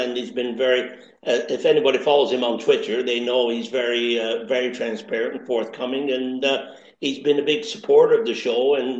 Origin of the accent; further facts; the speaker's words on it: Accrington, North West England, United Kingdom; accent: Lancashire crossover Canadian; Well, I was born and raised in Accrington. In fact, actually, the first street I lived on was Stanley Street.